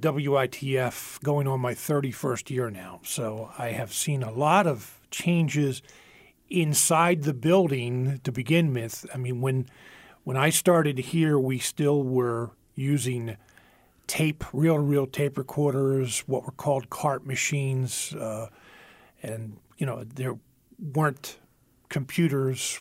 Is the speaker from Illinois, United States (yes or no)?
no; Philadelphia, Pennsylvania, United States; now in central Pennsylvania, United States; Growing up in the Philadelphia area